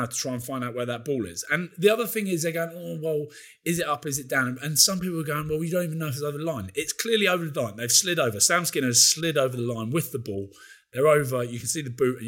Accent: Scotland, United Kingdom; I feel very, very, very, very hard done by as a Scottish fan, as a Scottish person

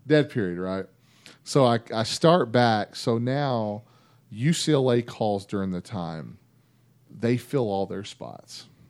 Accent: Vernon, Texas, United States; also born or lived in Mesquite, Texas; I grew up in Vernon

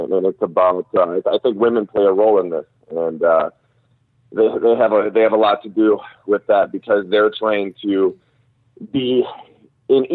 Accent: Wisconsin, United States; moved away; back in my hometown of Wisconsin and all the areas where I actually got in a fight as a kid growing up

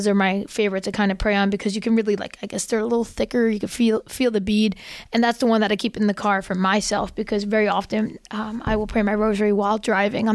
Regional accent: New Jersey, United States; now in South Jersey, United States; I'm originally from North Jersey, Archdiocese of Newark

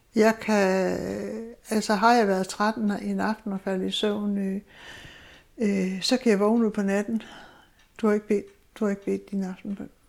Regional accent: Zealand, Denmark; moved away as an adult; also born or lived in Southern Jutland; now in Egernsund, Denmark; jeg er egentlig sjællænder, men, øh, kom her til Sønderjylland i nitten otteogtres

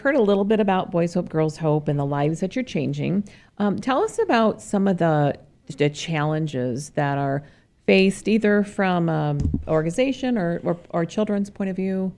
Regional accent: Cedar Rapids, Iowa, United States; now in Arizona, United States; growing up in Cedar Rapids, Iowa

